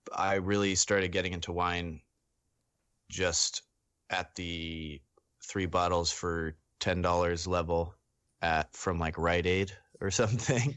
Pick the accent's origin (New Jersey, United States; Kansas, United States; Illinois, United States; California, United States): California, United States; Sonoma County; I grew up in Sonoma County